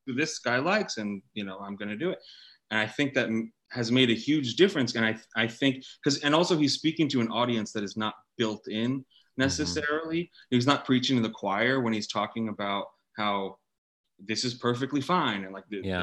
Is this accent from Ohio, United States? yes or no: no; California, United States; I grew up in California